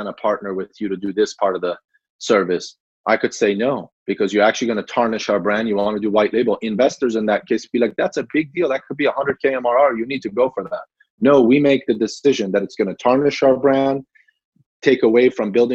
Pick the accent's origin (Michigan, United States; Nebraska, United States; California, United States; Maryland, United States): Maryland, United States; Gaithersburg; also born or lived in Iran; I grew up in Gaithersburg, Maryland, not too far from DC